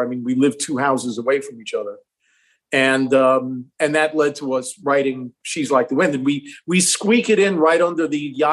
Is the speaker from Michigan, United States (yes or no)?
no; Long Island, New York, United States; where I grew up in New York on Long Island